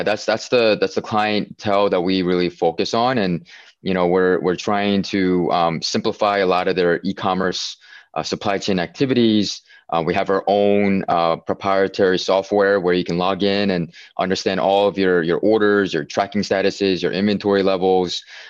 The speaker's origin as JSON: {"language": "English", "region": "Pennsylvania", "country": "United States", "tie": "born or raised there", "said": "Or Pennsylvania."}